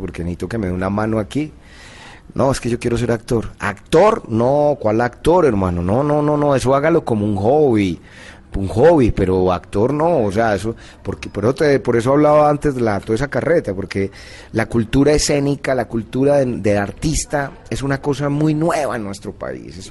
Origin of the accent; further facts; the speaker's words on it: Envigado, Antioquia, Colombia; yo soy antioqueño, soy de Envigado